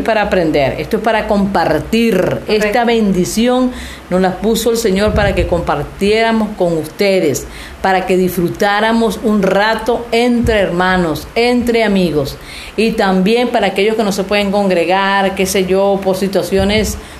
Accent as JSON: {"language": "Spanish", "country": "Venezuela", "moved": "yes", "lives_now": "Mexico", "said": "somos venezolanas, estamos aquí en México"}